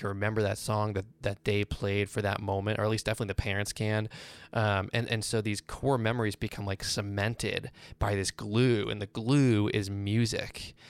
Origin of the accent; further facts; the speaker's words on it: Boston, Massachusetts, United States; also born or lived in Virginia; Well, I'm from Boston, but most of my life, adult life, was spent in Virginia.